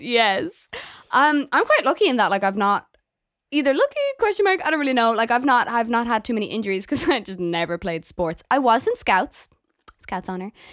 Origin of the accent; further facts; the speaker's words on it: Galway, Connacht, Ireland; moved away as an adult; now in Dublin, Ireland; I came out of school from Galway in Ireland